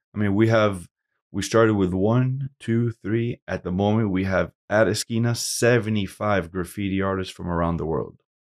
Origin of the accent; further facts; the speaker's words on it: Hialeah, Florida, United States; also born or lived in Camagüey, Cuba / Puerto Rico; We came to Miami, Hialeah. You know, I grew up in Hialeah